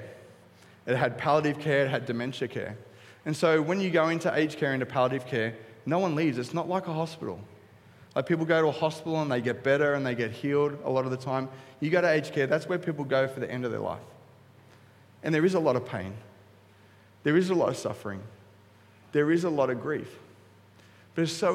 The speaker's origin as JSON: {"language": "English", "town": "Coolangatta", "region": "Queensland", "country": "Australia", "said": "I'm from Cooley."}